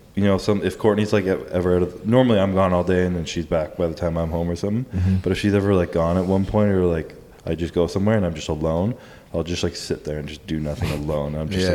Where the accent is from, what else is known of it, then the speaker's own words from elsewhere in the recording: Canada; now in Florida, United States; And I'm from Canada, which is like polar opposite.